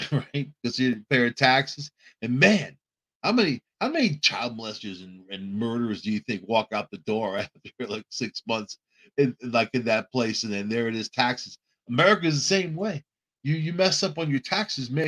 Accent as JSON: {"language": "English", "town": "New York City", "region": "New York", "country": "United States", "tie": "born or raised there", "also_born_or_lived": "Long Island", "said": "I grew up on Long Island and in New York City, around Brooklyn, Queens, the Bronx"}